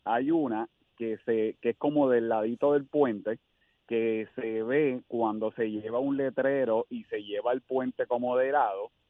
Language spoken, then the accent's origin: Spanish; Carolina, Puerto Rico; yo que soy de Carolina